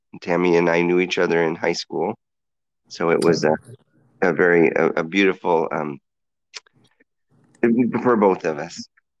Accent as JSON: {"language": "English", "town": "Danville", "region": "Illinois", "country": "United States", "tie": "born or raised there", "also_born_or_lived": "Brazil, Indiana / Indianapolis, Indiana", "moved": "as an adult", "lives_now": "Lansing, United States", "said": "I was born in Brazil, Indiana. And then my family moved to Danville, Illinois. And I graduated from high school there."}